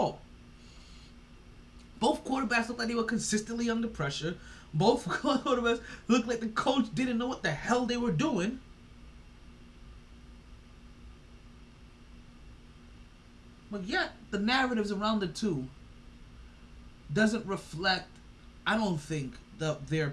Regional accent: New York, United States; I'm a New Yorker

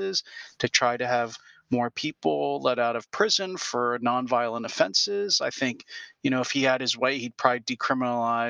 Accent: Pennsylvania, United States; my home state of Pennsylvania

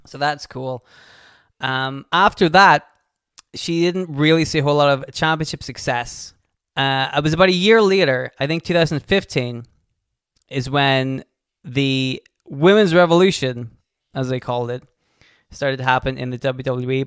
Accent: United Kingdom; We are also from the United Kingdom, although not from the country she is from

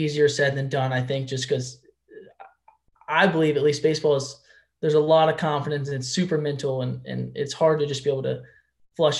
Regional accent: Houston, Texas, United States; I watched a lot of the Astros growing up just because I was from Houston

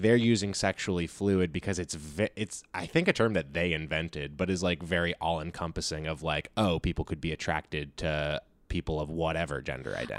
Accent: California, United States; I grew up here in California

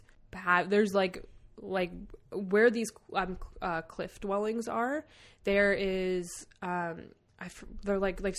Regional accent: Canada; We're from Canada

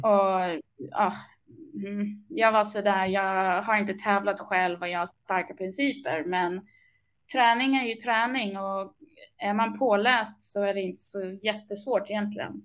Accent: England, United Kingdom; also born or lived in Upplands Väsby, Sweden; now in Sweden; Jag är uppvuxen i England

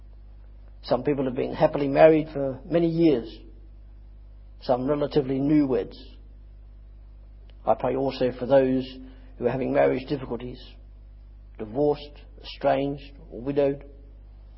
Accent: Australia; I'm Australian

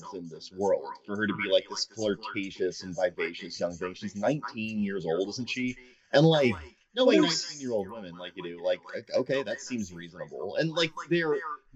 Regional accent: United States; as an American

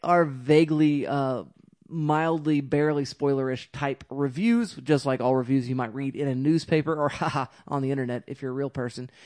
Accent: Carnegie, Oklahoma, United States; moved away; Carnegie, yeah. I'm from Carnegie.

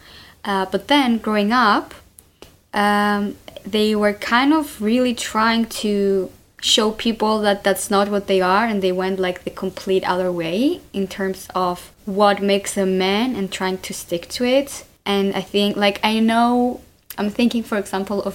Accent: Cyprus; I was brought up in Cyprus

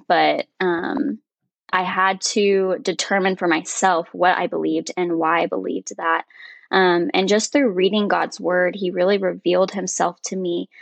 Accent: Woodstock, Georgia, United States; moved away as an adult; now in Roanoke, United States; I was actually born and raised in Woodstock, Georgia.

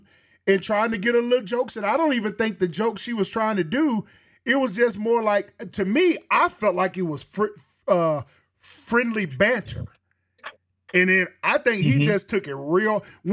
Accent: Alabama, United States; I'm from Bama

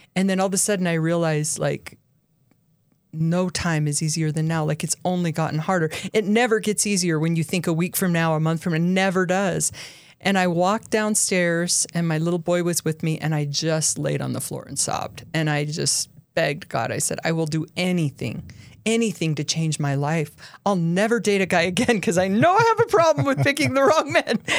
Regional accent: Utah, United States; also born or lived in Highland, Utah / Dublin, California / Minnesota; I've lived in Utah my whole life other than when I was in prison

